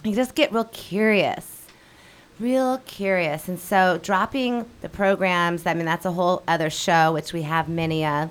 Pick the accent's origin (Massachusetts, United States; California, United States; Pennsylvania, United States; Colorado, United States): Colorado, United States; Denver; moved away as an adult; also born or lived in Seattle, Washington / Mexico; now in Hawaii, United States; I'm originally from Denver, Colorado. Grew up there.